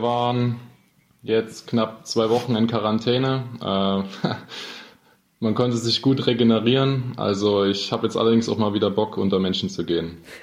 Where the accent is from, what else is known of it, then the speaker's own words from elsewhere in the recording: Freiberg, Saxony, Germany; also born or lived in Dresden; bis dritte Schulklasse war ich in Dresden. Dann bin ich mit meiner Mutter zurück nach Freiberg gezogen.